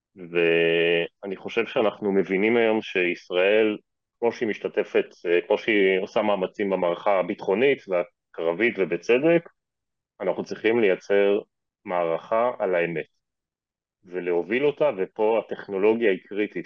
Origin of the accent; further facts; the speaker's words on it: Israel; אנחנו כישראלים